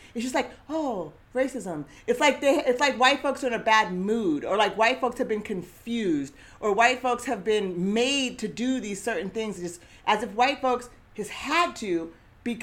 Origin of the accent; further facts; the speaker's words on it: Eugene, Oregon, United States; growing up in Eugene as a Black girl and now woman